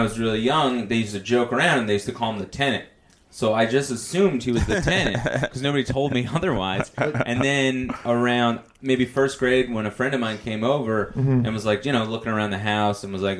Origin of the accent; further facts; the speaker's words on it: Bloomfield, New Jersey, United States; I grew up in Bloomfield.